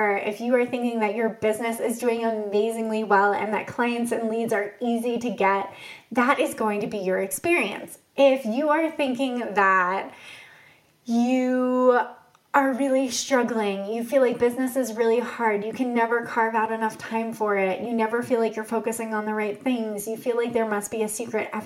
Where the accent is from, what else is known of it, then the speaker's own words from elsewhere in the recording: Boston, Massachusetts, United States; I grew up in the Boston area